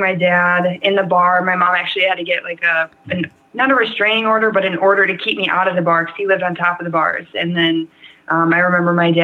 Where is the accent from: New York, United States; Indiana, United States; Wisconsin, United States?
Wisconsin, United States; Pickerel; moved away as an adult; also born or lived in Portland / California / Antigo, Wisconsin / Green Bay, Wisconsin; Originally, I am from Pickerel, Wisconsin. It's in the middle of nowhere.